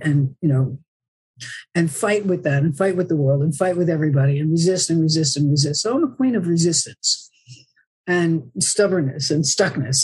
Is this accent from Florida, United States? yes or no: no; New Jersey, United States; moved away as an adult; also born or lived in Bronx, New York / Woodstock / San Francisco; now in Southern California, United States; I was born in the Bronx, New York, and I grew up in New Jersey